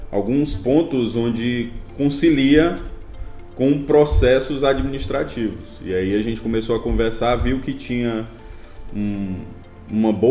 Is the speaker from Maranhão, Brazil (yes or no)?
yes; Imperatriz, Maranhão, Brazil; eu sou engenheiro mecânico, eu sou aqui de Imperatriz mesmo, né?